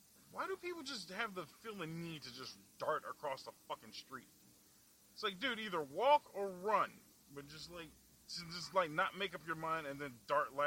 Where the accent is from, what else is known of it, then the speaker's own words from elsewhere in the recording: Chicago, Illinois, United States; I'm from the Southside